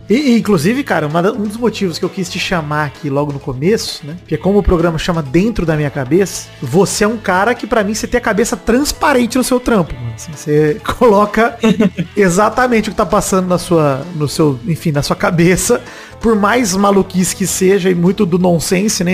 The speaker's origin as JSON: {"language": "Portuguese", "town": "Araraquara", "region": "São Paulo", "country": "Brazil", "tie": "born or raised there", "moved": "as an adult", "said": "Eu moro em Araraquara, interior de São Paulo. Nascido e criado na Morada do Sol, voltei para cá depois de adulto"}